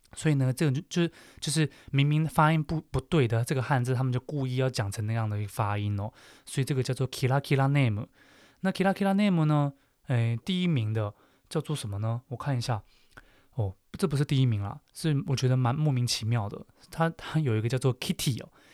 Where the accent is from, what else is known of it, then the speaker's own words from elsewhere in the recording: Taiwan; 身为台湾人的我们呢